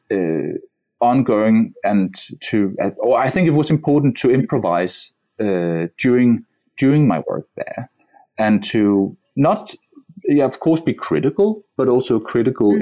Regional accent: Denmark; my, my, my home country

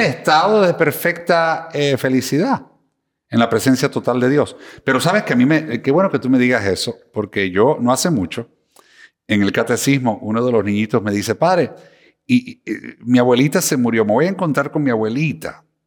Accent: Cuba; moved away; also born or lived in Miami, United States; soy cubano de Miami

